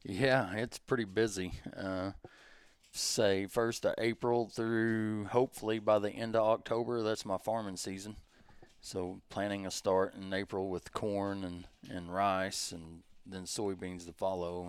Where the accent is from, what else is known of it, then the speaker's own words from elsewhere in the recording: Advance, Missouri, United States; I'm from Southeast Missouri, little bitty town called Advance.